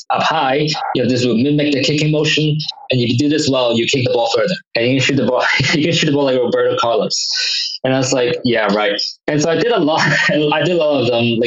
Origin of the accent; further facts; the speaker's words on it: Hong Kong; also born or lived in United States; I grew up in Hong Kong